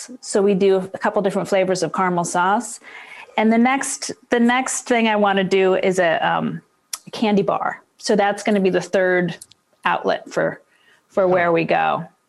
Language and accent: English; Boston, Massachusetts, United States; also born or lived in Seattle; now in Baltimore, United States; I'm from Seattle. Well, originally from Boston. I've kind of zigzagged around the country, but I spent 29 years in Seattle.